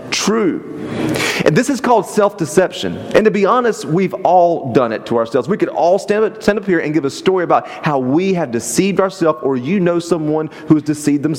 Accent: the South, United States; moved away; I was from the South

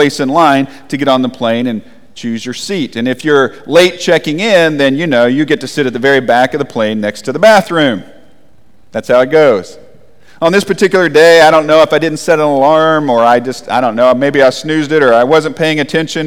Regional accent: Texas, United States; I grew up in Texas as a Sooner fan

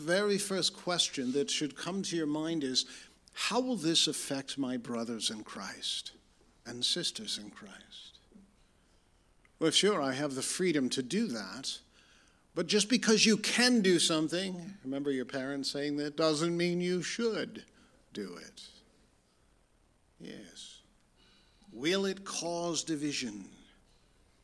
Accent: Lansing, Michigan, United States; also born or lived in Detroit, Michigan; I was born in Detroit and raised in Lansing

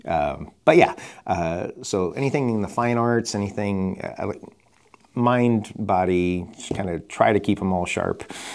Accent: Chicago, Illinois, United States; moved away; I'm from Chicago

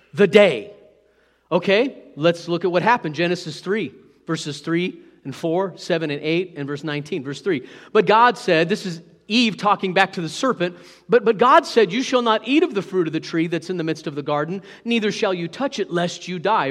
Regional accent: Hot Springs, Arkansas, United States; I was born in Hot Springs, Arkansas, U S A, planet Earth

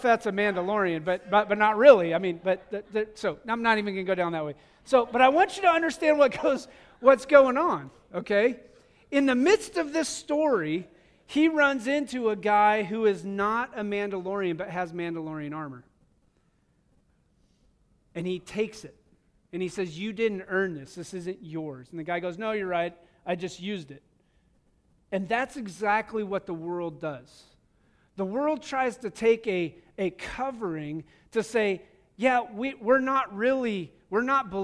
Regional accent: United States; also born or lived in Wyoming / Montana; now in Missouri, United States; growing up in Wyoming and Montana

